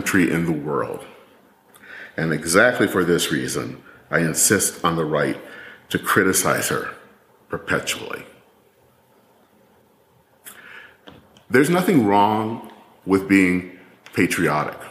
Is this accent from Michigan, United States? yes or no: yes; Michigan, United States; moved away; as a little kid back in Michigan, learning how to care for the flag in second grade